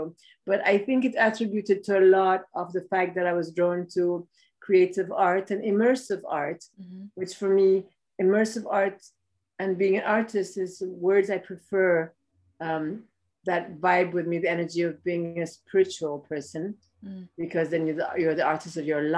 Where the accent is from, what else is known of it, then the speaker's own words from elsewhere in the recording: Ethiopia; I was born in Ethiopia